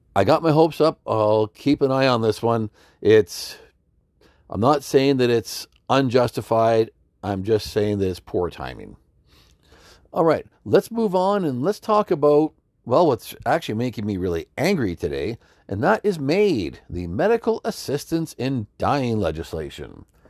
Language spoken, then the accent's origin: English; Alberta, Canada; a lady I grew up with in Alberta